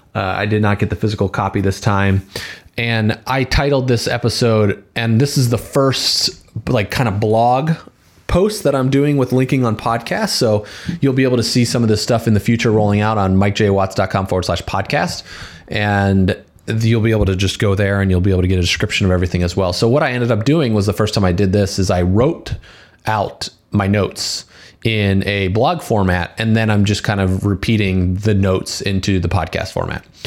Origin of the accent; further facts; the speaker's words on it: Valparaiso, Indiana, United States; We went to high school together and we grew up together in Valpo